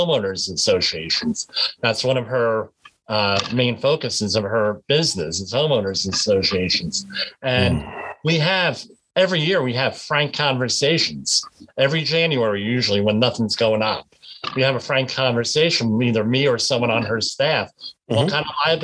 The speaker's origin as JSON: {"language": "English", "region": "Northern New Jersey", "country": "United States", "said": "I'm from Northern New Jersey"}